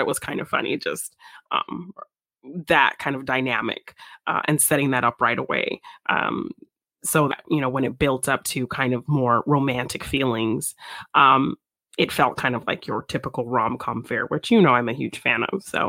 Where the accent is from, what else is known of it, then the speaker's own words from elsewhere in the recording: United States; I'm not an American, but I am American raised for a big chunk of my life